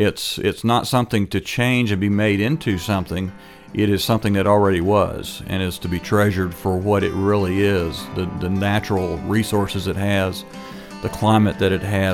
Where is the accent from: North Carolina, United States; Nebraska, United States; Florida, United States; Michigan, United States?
Florida, United States; Leesburg; now in Orlando, United States; I'm a guy from Lake County, Florida that's just very proud of being a native Floridian and having roots that run deep back into the 1800s in the state.